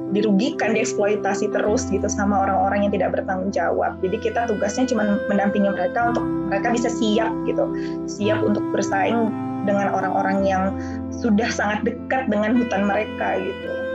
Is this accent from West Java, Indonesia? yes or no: no; Jambi, Indonesia; moved away as an adult; now in Netherlands; aku uh, asli da dari anak daerah ya bisa dikatakan aku lahir di Jambi